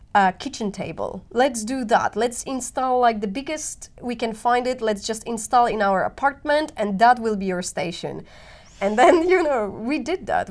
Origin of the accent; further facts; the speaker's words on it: Poland; moved away as an adult; now in Helsinki, Finland; I've been growing up in Poland, and the city that I come from